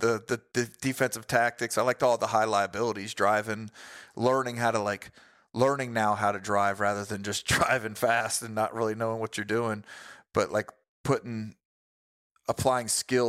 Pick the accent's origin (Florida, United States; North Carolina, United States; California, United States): Florida, United States; also born or lived in Missouri; I'm from Florida